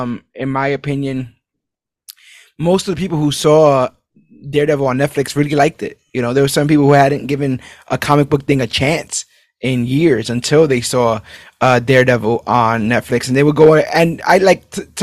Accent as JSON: {"language": "English", "town": "New York City", "region": "New York", "country": "United States", "tie": "born or raised there", "said": "From the dialect, obviously, it's, I was born and raised in New York City, so all that's there."}